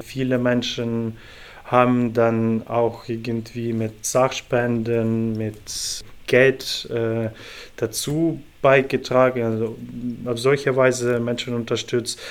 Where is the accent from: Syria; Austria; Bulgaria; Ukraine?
Ukraine; moved away as an adult; also born or lived in Cologne / Stuttgart / Munich; now in Leipzig, Germany; ich komme selber aus der Ukraine und ich habe in sehr vielen deutschen Städten schon in den letzten acht Jahren gelebt